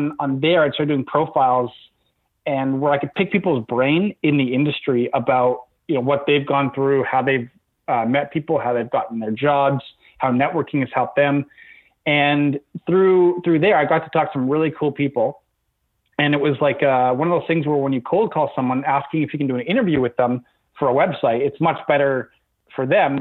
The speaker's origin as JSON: {"language": "English", "town": "Toronto", "region": "Ontario", "country": "Canada", "tie": "born or raised there", "also_born_or_lived": "Vancouver, Canada", "said": "I was born in Vancouver in the West Coast, and then I moved to Toronto when I was about 7 years old. My dad got a new job out here, so we've been here ever since in Toronto"}